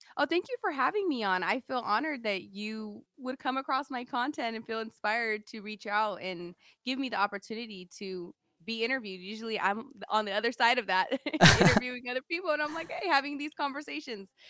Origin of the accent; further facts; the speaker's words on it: Sacramento, California, United States; also born or lived in Galt, California; I grew up in North Highlands, um, Sacramento, which is a really, like, ghetto, hood area